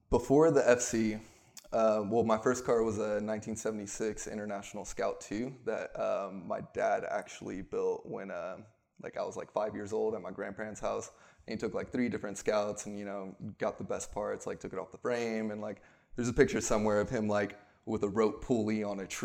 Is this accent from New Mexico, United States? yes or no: no; Houston, Texas, United States; also born or lived in Oregon; I'm from Houston, but I've bounced back and forth because half my family's up there, half's down here.